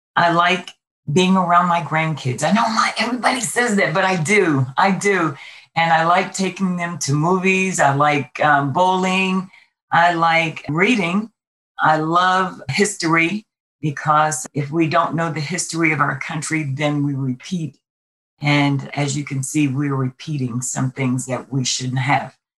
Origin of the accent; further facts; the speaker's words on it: New York City, New York, United States; moved away as an adult; now in Las Vegas, United States; Originally, I'm from Brooklyn, New York. I came here with the military